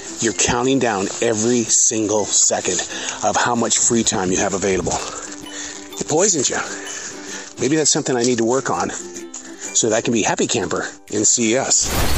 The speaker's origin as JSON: {"language": "English", "region": "Montana", "country": "United States", "said": "The Southerner is going to come out in me, and I'm from Montana."}